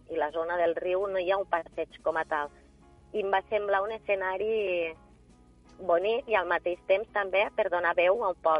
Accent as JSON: {"language": "Catalan", "town": "L'Ampolla", "region": "Catalonia", "country": "Spain", "said": "per a mi és, és algo molt, una satisfacció molt gran perquè 100% de l'ampolla, eh, poder presentar-ho al meu poble"}